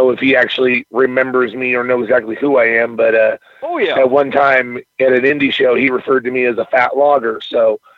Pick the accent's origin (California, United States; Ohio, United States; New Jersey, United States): California, United States; Eureka; moved away; Eureka, California, where I moved from. It was my hometown.